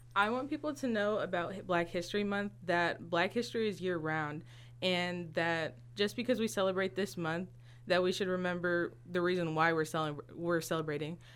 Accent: Galesburg, Illinois, United States; I was born and raised in Galesburg, Illinois

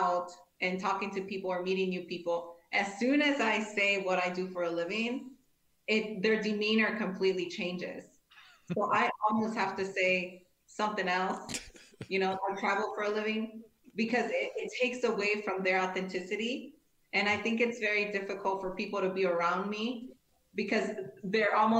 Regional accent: Cicero, Illinois, United States; I grew up in Cicero, which is a very rough neighborhood in Chicago.

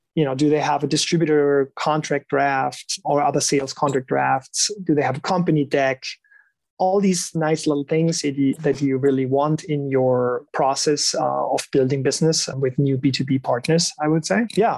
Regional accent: Germany; moved away; I'm I'm originally from Germany, so I I know my folk pretty well

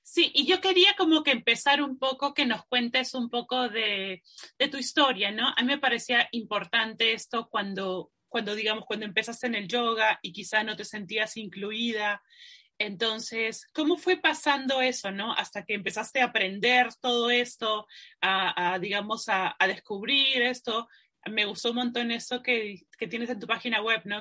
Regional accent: Peru; yo soy peruana

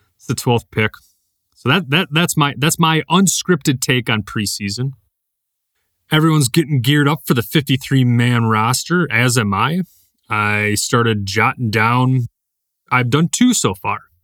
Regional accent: Appleton, Wisconsin, United States; I was born in Appleton, so it was north of me

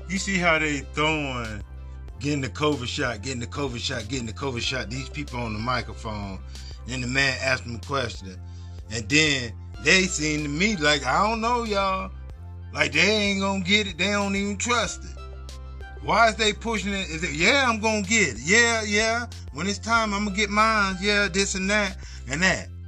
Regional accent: Kenya; I come from Kenya.

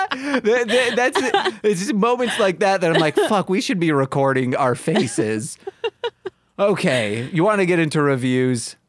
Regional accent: Michigan, United States; I'm from Michigan.

